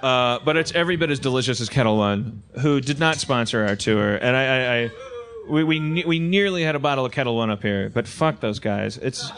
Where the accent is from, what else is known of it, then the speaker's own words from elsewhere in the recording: California, United States; I'm from California. I love California.